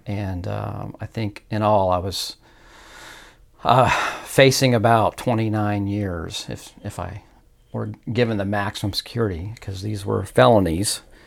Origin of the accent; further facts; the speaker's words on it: Indianapolis, Indiana, United States; I'm at originally from Indianapolis, Indiana. So, born and raised there